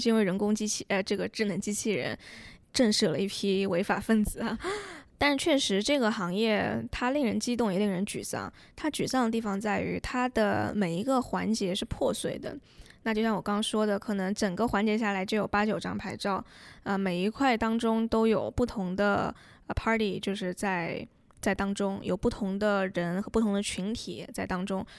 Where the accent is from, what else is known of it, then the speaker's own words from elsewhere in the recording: China; now in United States; 我们作为中国人牢记这段历史